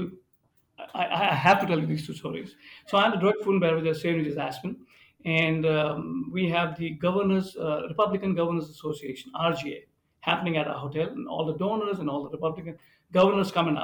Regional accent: India; now in Birmingham, Michigan, United States; I grew up in India, and being an Indian

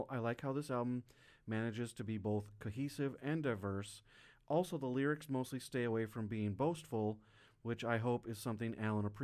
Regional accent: Wyoming, United States; I grew up in Wisconsin. Yeah, I grew up, you know, same in Wyoming.

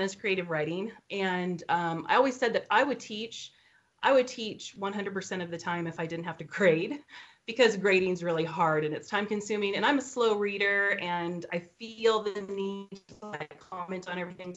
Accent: Idaho Falls, Idaho, United States; I'm from Idaho Falls, and I live with 5 of our 7 children

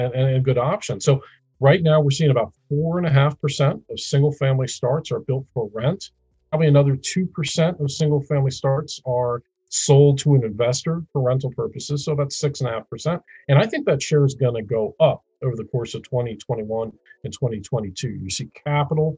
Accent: Midwest, United States; I'm a Midwesterner

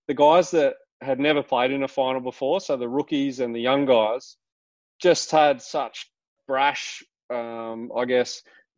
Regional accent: Bathurst, New South Wales, Australia; also born or lived in Sydney; I'm from Bathurst, a country town in New South Wales

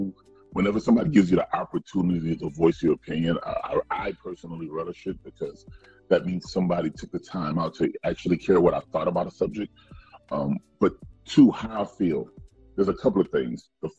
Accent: the South, United States; I know growing up in the South, for me, is these, you know, you had across the tracks where all the black folks live. And he had on the other side of the tracks where all the white folks lived.

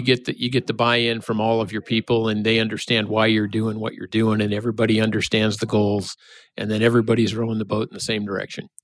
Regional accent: Nebraska, United States; now in Minnesota, United States; I'm from Nebraska

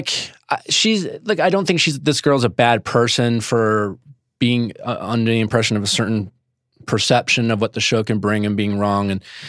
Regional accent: Midwest, United States; moved away; I was coming from the Midwest.

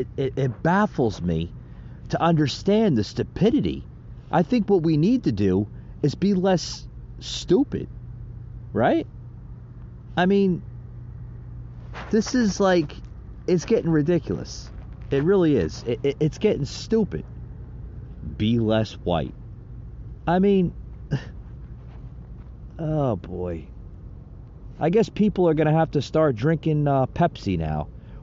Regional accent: New Jersey, United States; now in Georgia, United States; I'm from I'm from New Jersey originally. Okay, I live in the state of Georgia

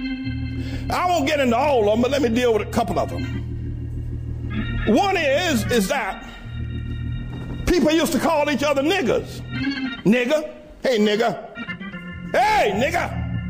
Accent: North Carolina, United States; years ago, when I was growing up in North Carolina

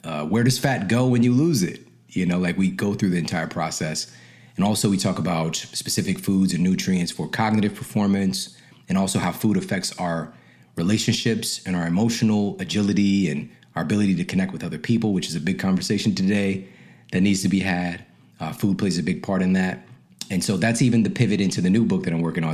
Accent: St. Louis, Missouri, United States; moved away; also born or lived in Ferguson, Missouri; I'm from St. Louis

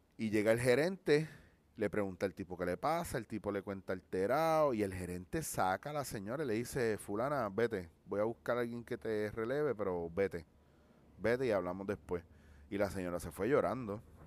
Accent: Puerto Rico; como somos los puertorriqueños

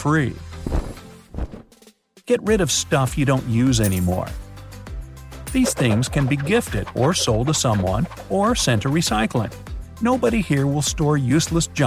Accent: United States; as an American

